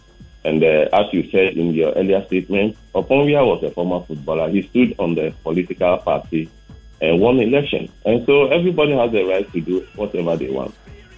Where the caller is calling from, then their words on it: Sunyani, Bono, Ghana; I'm calling from Sinyani.